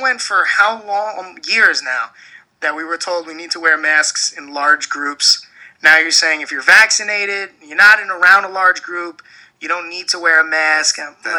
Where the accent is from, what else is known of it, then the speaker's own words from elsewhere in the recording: New York City, New York, United States; also born or lived in Warwick, New York / South Carolina; now in Rochester, United States; I'm born and raised in Brooklyn, New York.